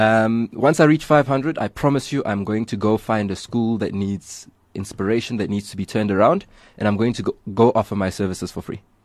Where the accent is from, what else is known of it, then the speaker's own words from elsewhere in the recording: South Africa; as South African youth